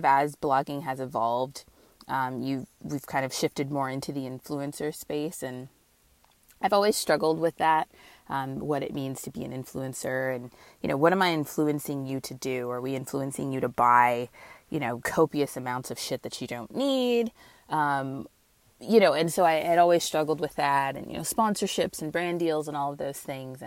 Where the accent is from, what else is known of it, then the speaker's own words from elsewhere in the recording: Northern California, United States; moved away as an adult; now in Southern California, United States; I hail from Northern California